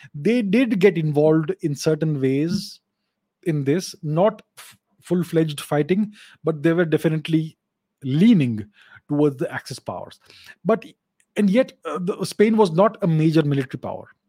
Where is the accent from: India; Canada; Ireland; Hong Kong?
India